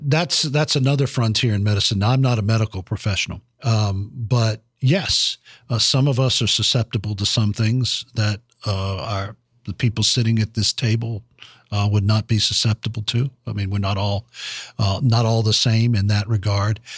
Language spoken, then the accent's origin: English; Fayetteville, North Carolina, United States; now in Washington, United States; my hometown in Fayetteville, North Carolina